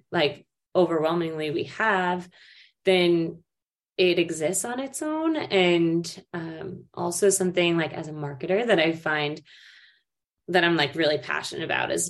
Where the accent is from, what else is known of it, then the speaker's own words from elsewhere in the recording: United States; speaking as an American